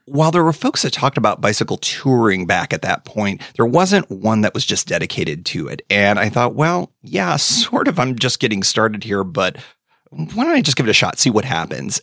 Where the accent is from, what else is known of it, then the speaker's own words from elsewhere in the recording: Western New York, United States; also born or lived in DC area; now in West Virginia, United States; I grew up in Western New York, uh, a stone's throw from the Erie Canal